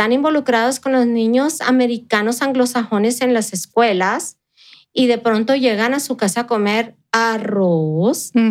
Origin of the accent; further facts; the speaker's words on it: Chihuahua, Mexico; moved away as an adult; now in El Paso, United States; Mi infancia en Chihuahua fue muy sencilla, Marcela